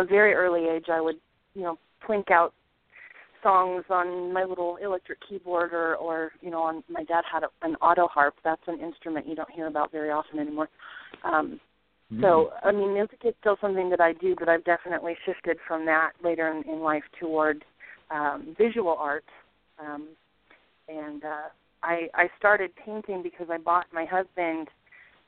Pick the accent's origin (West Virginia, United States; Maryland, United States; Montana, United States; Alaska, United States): Montana, United States; now in Humboldt County, California, United States; I grew up in Montana.